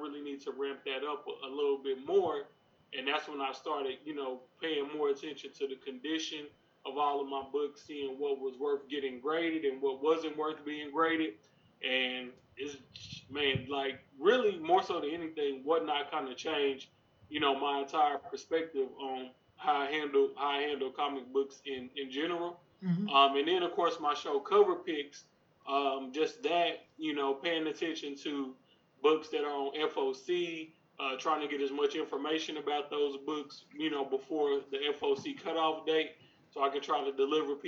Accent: Texas, United States; I'm from Texas

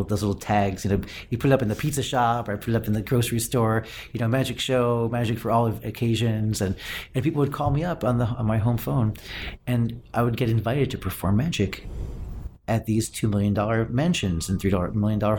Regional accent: Chappaqua, New York, United States; also born or lived in Japan / London; now in New York, United States; we grew up in, I went to school in Chappaqua, New York

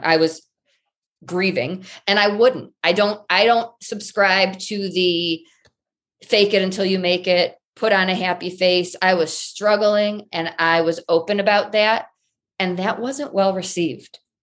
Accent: Michigan, United States; moved away as an adult; also born or lived in Colorado; I grew up in Michigan, complete tomboy, daddy's girl

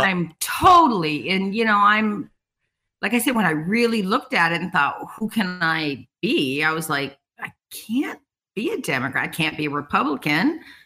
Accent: Colorado, United States; moved away as an adult; now in Homer, United States; I came from Colorado. I'm actually a Columbine graduate

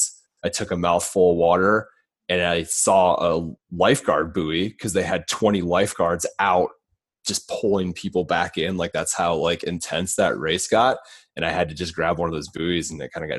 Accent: Iowa, United States; now in Los Angeles, United States; growing up in Iowa

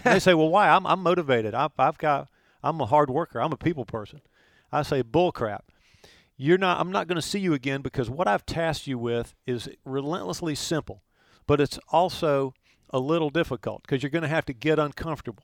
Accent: Chapel Hill, North Carolina, United States; I grew up in Chapel Hill

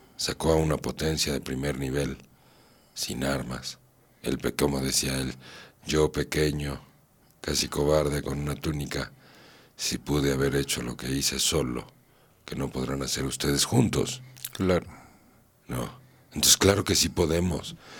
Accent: Mexico; yo también soy mexicano. Quieren o no, parece que no, pero sí. Aquí nací. y aquí me moriré.

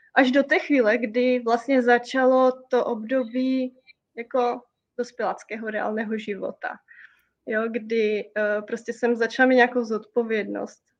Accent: Slovakia; My jsme Slováci

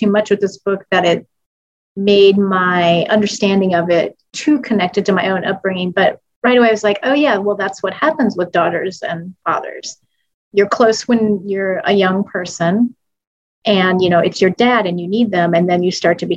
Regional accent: Marion, Iowa, United States; I grew up in Marion, skip up the road, small town

